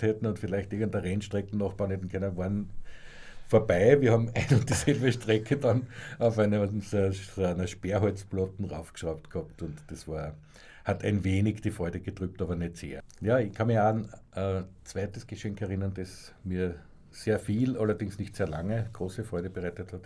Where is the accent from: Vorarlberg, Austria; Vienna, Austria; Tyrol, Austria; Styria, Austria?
Styria, Austria; Graz; moved away; also born or lived in Salzburg; ich bin ja dann später von Graz nach Salzburg gezogen